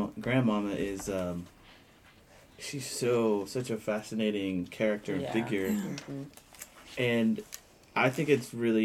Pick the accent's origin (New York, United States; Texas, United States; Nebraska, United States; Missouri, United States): Missouri, United States; I grew up in Missouri